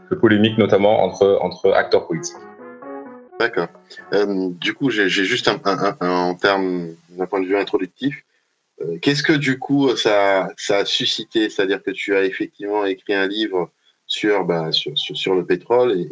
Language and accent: French; Senegal; j'ai 32 ans, je suis sénégalais